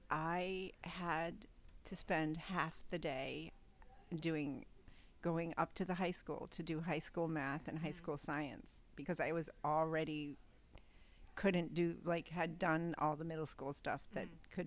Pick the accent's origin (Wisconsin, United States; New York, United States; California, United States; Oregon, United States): New York, United States; Liverpool; In Liverpool, New York.